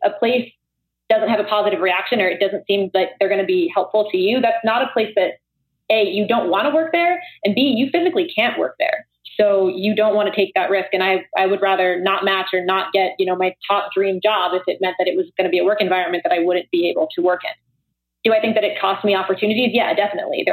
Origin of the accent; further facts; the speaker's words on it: New Jersey, United States; moved away as an adult; I'm originally from New Jersey